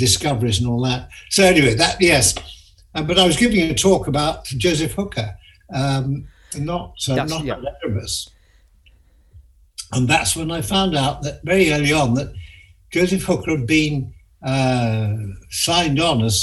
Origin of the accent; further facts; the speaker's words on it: Sheffield, Yorkshire and the Humber, United Kingdom; when I was growing up in Sheffield